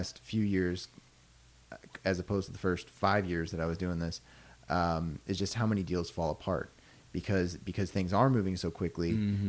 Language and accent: English; Louisville, Kentucky, United States; Louisville. Nice. Fifth generation.